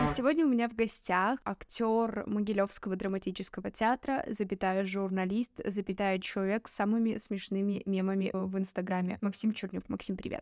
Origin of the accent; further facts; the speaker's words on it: Gomel, Gomel Region, Belarus; я все свое отрочество провела в Гомеле